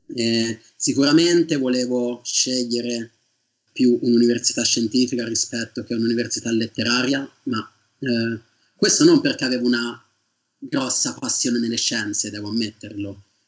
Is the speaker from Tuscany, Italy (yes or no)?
yes; Sarteano, Tuscany, Italy; moved away as an adult; also born or lived in Perugia / Manchester; now in England; io vengo da Sartiano, che è un paese in provincia di Siena.